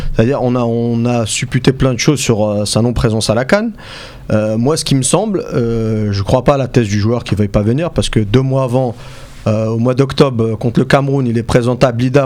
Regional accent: Algeria; en tant qu'Algérien

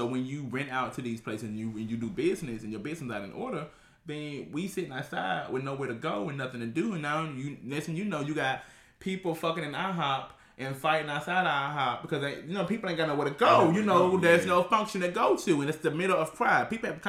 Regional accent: Memphis, Tennessee, United States; moved away as an adult; now in Philadelphia, United States; So I'm not from Philly. I live in Philly now, but I'm not from here. I'm originally from Memphis, right? But when I was 18, I left Memphis, joined the army, traveled

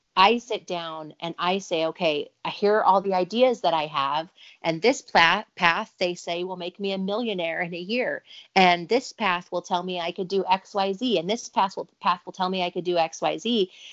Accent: Provo, Utah, United States; also born or lived in Orem, Utah; I grew up in Provo, Utah, Orem, Utah

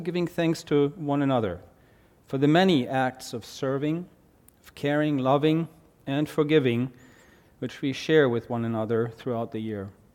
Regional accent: Germany; accent: German; English is a second language; moved away; my German accent

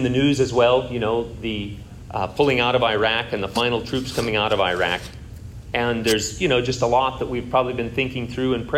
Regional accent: Sheridan County, Kansas, United States; moved away; grew up on a feedlot in Sheridan County, Kansas.

